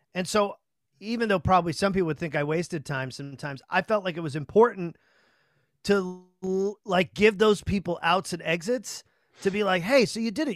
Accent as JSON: {"language": "English", "town": "Chelsea", "region": "Massachusetts", "country": "United States", "tie": "born or raised there", "said": "I grew up in Chelsea, which was, you know, a shithole"}